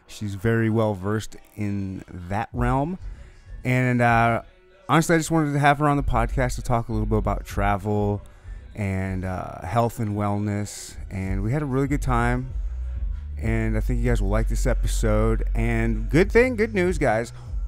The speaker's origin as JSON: {"language": "English", "region": "Michigan", "country": "United States", "tie": "born or raised there", "said": "And we would have, and I grew up in Michigan, and we would have family reunions every summer"}